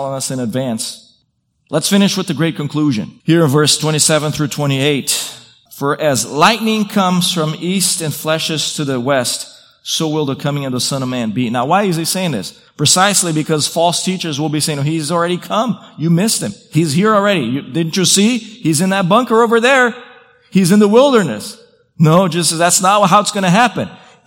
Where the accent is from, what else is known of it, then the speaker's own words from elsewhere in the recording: Brazil; moved away; I grew up in Brazil